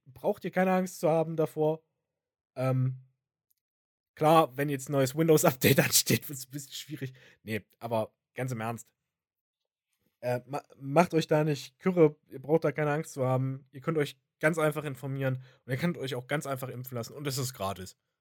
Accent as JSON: {"language": "German", "region": "Thuringia", "country": "Germany", "said": "bei uns in Thüringen"}